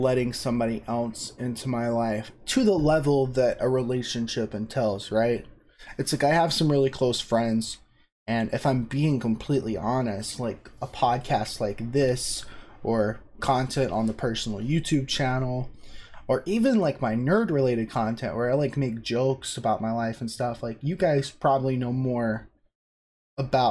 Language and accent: English; South Carolina, United States; I grew up in South Carolina, lived in the same house my entire life until I went to college